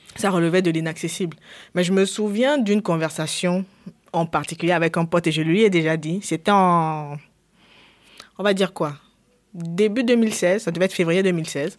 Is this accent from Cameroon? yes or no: yes; Cameroon; je viens du Cameroun, j'ai grandi au Cameroun